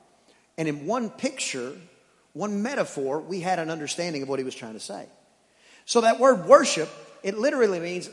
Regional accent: East Texas, United States; I'm from East Texas

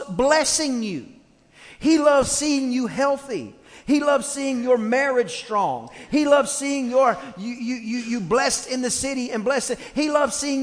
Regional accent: East Texas, United States; I grew up in East Texas, and there were two types of music in East Texas.

